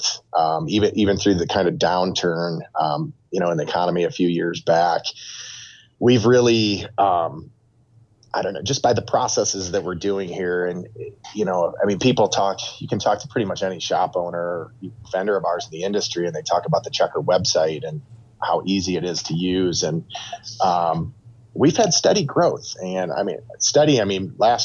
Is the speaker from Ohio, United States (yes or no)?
yes; Toledo, Ohio, United States; growing up in the Toledo area, we're just, you know, 10 minutes from the Michigan border